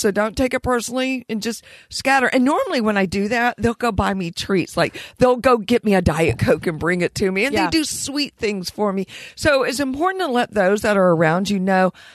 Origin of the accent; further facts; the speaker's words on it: Gulf Coast, United States; I grew up on the Gulf Coast